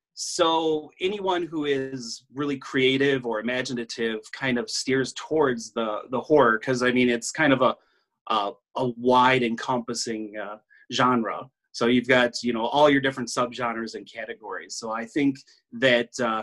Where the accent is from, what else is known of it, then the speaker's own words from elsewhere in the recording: Northwest Illinois, United States; also born or lived in near Chicago, Illinois; now in Chicago area, United States; I'm from Northwest Illinois.